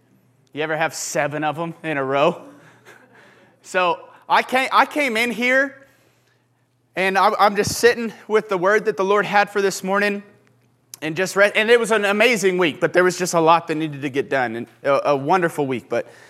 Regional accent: Houston, Texas, United States; moved away; I didn't like the rain until I moved here because I was from Houston, and the rain meant like certain death of humidity and just really uncomfortable.

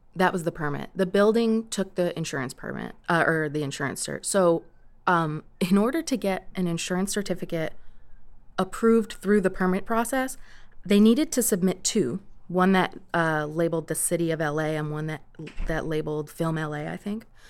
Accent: New York, United States; moved away; I grew up in New York

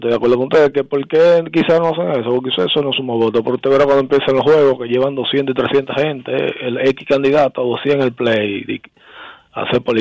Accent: Tamayo, Baoruco, Dominican Republic; yo soy de Tamayo

